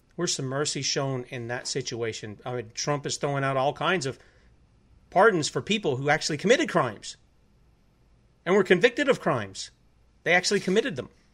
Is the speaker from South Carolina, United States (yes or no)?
yes; South Carolina, United States; my home state of South Carolina